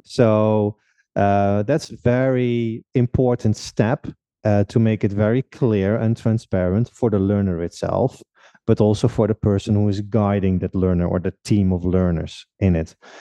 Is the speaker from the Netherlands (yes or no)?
yes; Netherlands; moved away as an adult; now in Czech Republic; I'm from the Netherlands originally. Currently living uh, for almost six years already in uh, in the Czech Republic